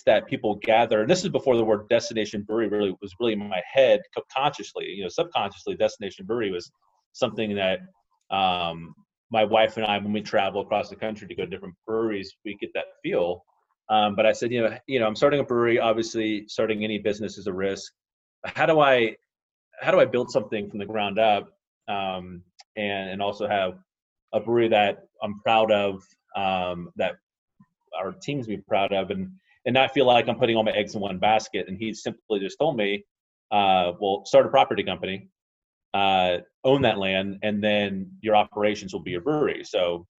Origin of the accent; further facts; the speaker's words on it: Georgia, United States; moved away as an adult; also born or lived in Florida / Atlanta, Georgia; now in Waukee, Iowa, United States; I was born in Florida, grew up in Georgia. About 2 years ago, moved here to Iowa